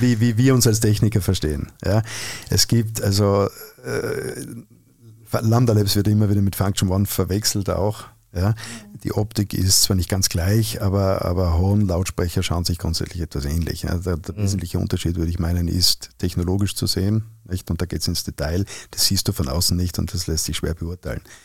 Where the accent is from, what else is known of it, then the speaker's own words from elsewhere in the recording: Innsbruck, Tyrol, Austria; accent: Tyrolean; moved away; In meiner Heimatstadt in Innsbruck